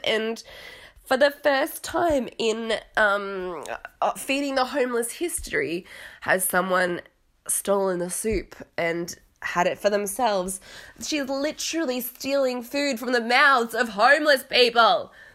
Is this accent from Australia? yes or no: yes; Australia; accent: Australian; now in London, United Kingdom; now I'm in London, obviously I have an Australian accent